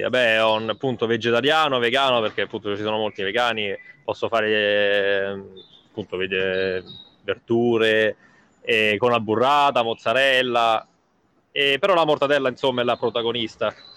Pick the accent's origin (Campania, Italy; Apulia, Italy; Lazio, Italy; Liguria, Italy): Lazio, Italy; Rome; moved away as an adult; now in London, United Kingdom; io da romano